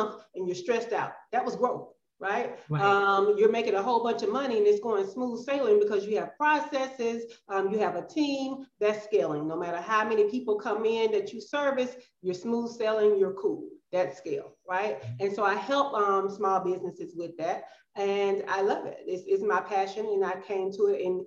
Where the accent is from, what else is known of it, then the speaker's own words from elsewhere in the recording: Birmingham, Alabama, United States; moved away as an adult; also born or lived in Georgia; now in Playa del Carmen, Mexico; I am from Birmingham, Alabama. That is where I was raised. That is my hometown